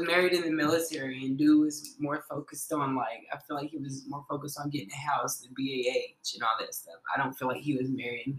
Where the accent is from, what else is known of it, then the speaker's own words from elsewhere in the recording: Henderson, Kentucky, United States; Yeah. Oh, it's a very, very small town in Kentucky. Like I said, it's a very small town. Like, Henderson is like this.